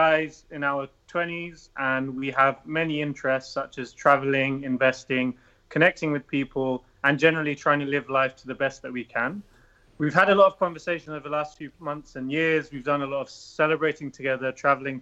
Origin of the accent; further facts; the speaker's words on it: United Kingdom; moved away as an adult; also born or lived in Switzerland / Tokyo, Japan; I was originally born in the UK. And when I was at university, I was living in London, studying in London